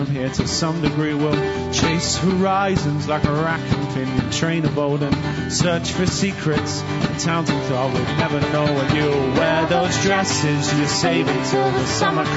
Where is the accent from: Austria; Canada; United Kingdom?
United Kingdom; moved away; I'm British